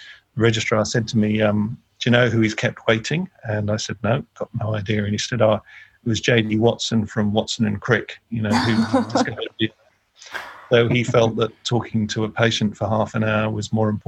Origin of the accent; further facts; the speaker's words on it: Taunton, South West England, United Kingdom; also born or lived in London; So I was born in London, but brought up in Taunton in Somerset. Which is in the southwest, near where Doc Martin was filmed